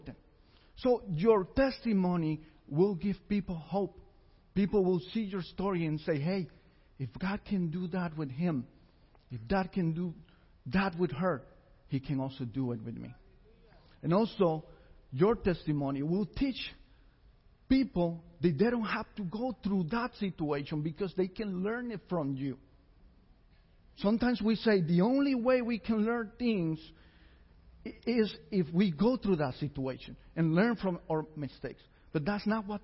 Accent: San José, Costa Rica; I was born in San Jose, Costa Rica.

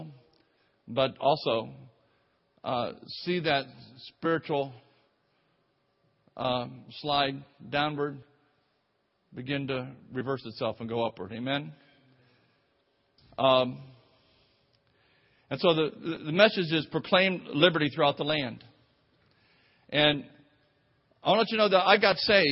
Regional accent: Clearwater, Florida, United States; also born or lived in Nigeria / Tampa Bay, Florida; we went together in high school together and over in Clearwater, Florida

